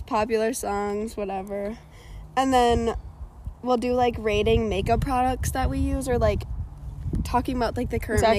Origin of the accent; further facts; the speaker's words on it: Madison, Wisconsin, United States; I grew up in Madison, and I still live in Madison